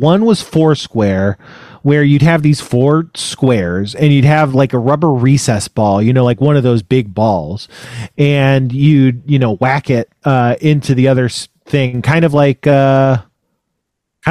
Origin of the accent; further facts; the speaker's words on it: Elk Grove, California, United States; moved away; I'm from Northern California, Elk Grove, which is right outside of Sacramento